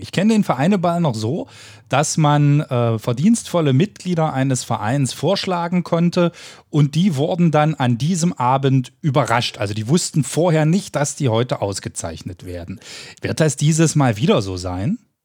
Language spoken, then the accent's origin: German; Köthen, Saxony-Anhalt, Germany; wir kommen aus Köthen